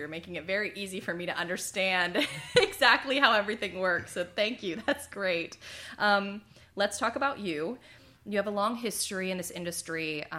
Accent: Pittsburgh, Pennsylvania, United States; now in Louisiana, United States; I'm a transplant as well. I'm originally from Pittsburgh, Pennsylvania, so I've been down here about 10 years as well.

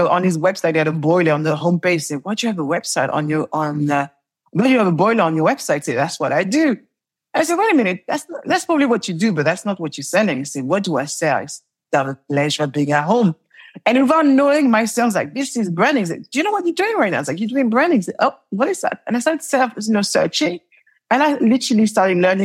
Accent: Paris, Île-de-France, France; accent: French; English is a second language; now in London, United Kingdom; I am French and I left Paris, the ghetto of Paris.

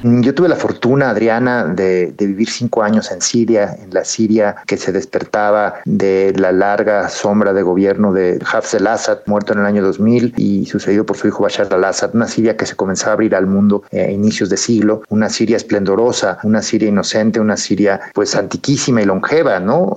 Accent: Mexico; Como mexicanos

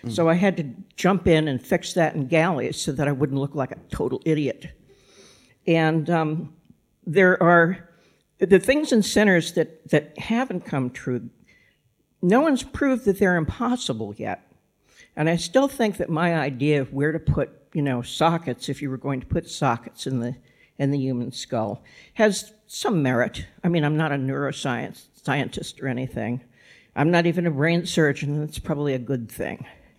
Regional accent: Massachusetts, United States; also born or lived in Kansas City, United States; Well, I think I had a little bit of an advantage there because I grew up in Massachusetts. When I came over here, I knew how to pronounce Worcester and Leicester. But I spent most of my adult life in the Kansas City area, which is why I sound like this.

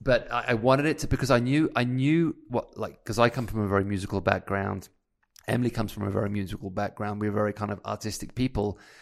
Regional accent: United Kingdom; moved away as an adult; as a British guy

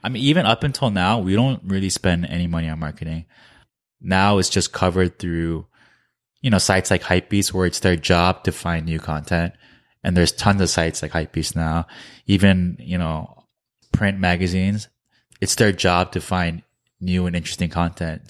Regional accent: New Jersey, United States; moved away as an adult; also born or lived in New York / Korea; we're from New Jersey

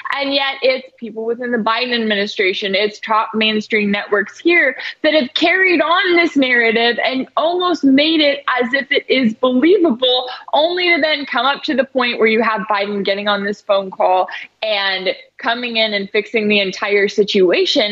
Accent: North Texas, United States; I'm from North Texas

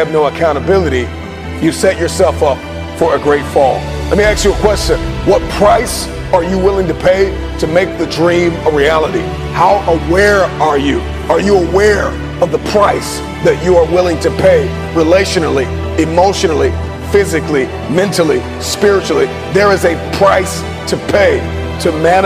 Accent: Detroit, Michigan, United States; I'm from Detroit

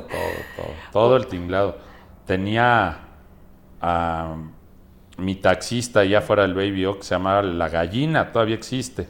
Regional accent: Mexico; soy mexicano. Sí. Digo, con mucho orgullo tengo descendencia libanesa, pero más orgullosamente soy mexicano

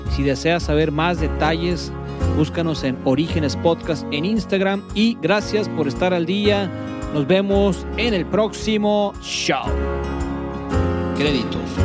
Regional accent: Culiacán, Sinaloa, Mexico; somos todos aquí de Culiacán

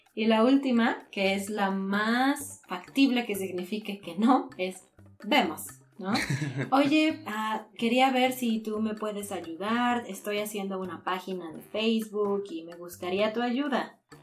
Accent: Mexico; nosotros como ciudadanos mexicanos

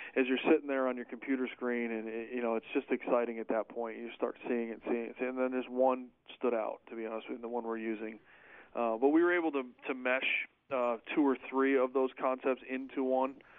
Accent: Syracuse, New York, United States; moved away as an adult; I'm originally from from the Syracuse, New York area. Uh, born and raised in New York

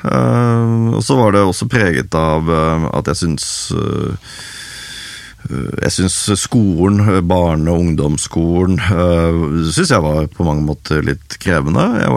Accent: Haugesund, Rogaland, Norway; born there; also born or lived in Sola / Overhalla / Skogn / Hedmarken; så jeg er født i Haugesund, eh, men bodde litt eh, der. Bodde litt på Sola. Eh, bodde noe som heter Overhalla oppe i Trøndelag. Bodde i Skogn.

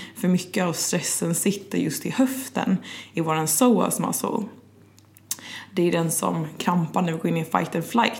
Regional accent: Gothenburg, Västra Götaland, Sweden; also born or lived in London, United Kingdom; now in Stockholm, Sweden; jag är ju svensk, men från västkusten, från Göteborg

